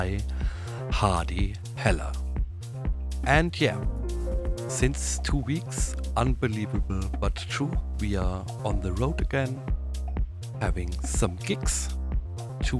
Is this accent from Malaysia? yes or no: no; Neustadt, Germany; in my hometown in Neustadt.